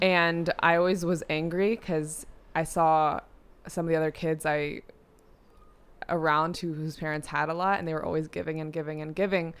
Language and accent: English; New York City, New York, United States; I grew up in New York City in a studio apartment